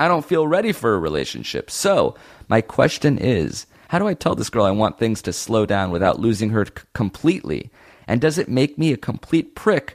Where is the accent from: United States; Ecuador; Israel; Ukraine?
Israel; I was born January 18th in Israel